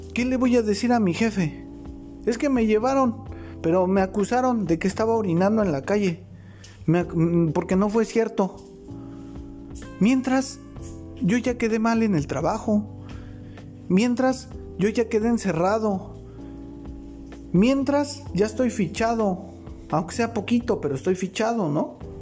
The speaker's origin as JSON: {"language": "Spanish", "region": "Mexico City", "country": "Mexico", "said": "Yo soy de Ciudad de México, vivo en Ciudad de México, pero en estos momentos estoy trabajando, estoy fuera, estoy en el estado de Chiapas"}